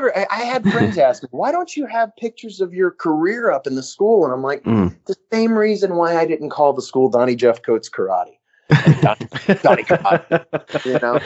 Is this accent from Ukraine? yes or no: no; West Midlands, United Kingdom; But yeah, no, I guess I'm from Worcestershire. I want to say Worcestershire. Worcestershire, is that how you say it?